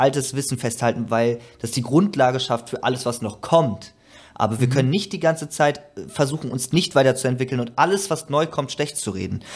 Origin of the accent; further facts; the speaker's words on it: Germany; ich jetzt als Deutscher